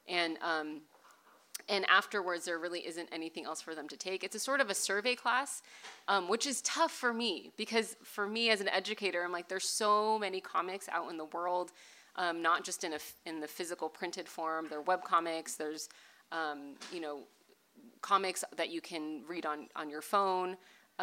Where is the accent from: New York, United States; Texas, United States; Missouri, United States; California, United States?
California, United States; Bay Area; I grew up in the Bay Area